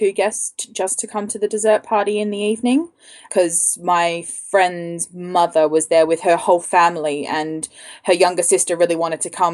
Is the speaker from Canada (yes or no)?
no; Australia; now in London, United Kingdom; I'm Australian and I live in London